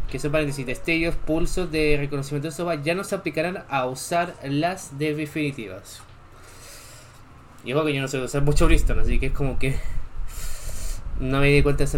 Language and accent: Spanish; Chile; yo también soy de Chile, aunque me siento lo contrario. Mi acento dice lo contrario, pero sí soy de Chile.